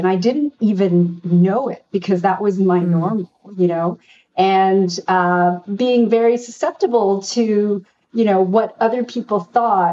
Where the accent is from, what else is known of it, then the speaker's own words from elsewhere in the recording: Canada; I'm from a Korean family. It was very much about becoming a marriageable girl, even though I grew up in Canada